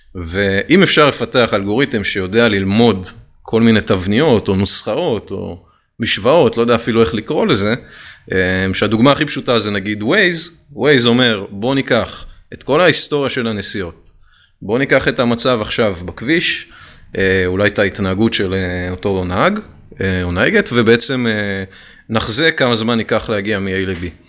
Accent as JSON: {"language": "Hebrew", "country": "Israel"}